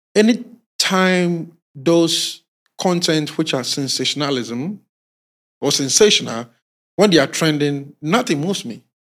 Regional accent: Ghana; we as Ghanaian youths in the rural communities and in our towns, small towns

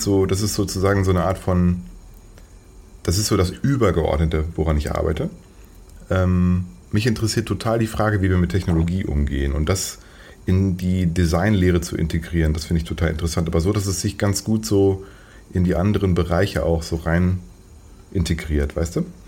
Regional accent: Paderborn, North Rhine-Westphalia, Germany; weil derzeit wohne ich in Paderborn. Das ist eine Stadt, die wahrscheinlich die wenigsten von den Hörerinnen und Hörern hier kennen. Es ist äh, sehr provinziell, ziemlich langweilig. Aber ich liebe sie trotzdem, weil es meine Heimat ist

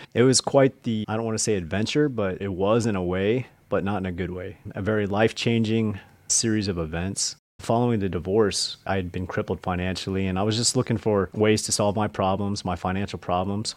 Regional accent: Nebraska, United States; I grew up in the Midwest, uh, mostly in Nebraska

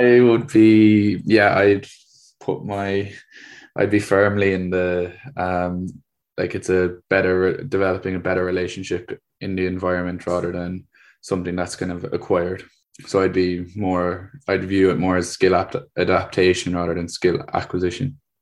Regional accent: Cork, Munster, Ireland; I'm from Cork in the state of Ireland.

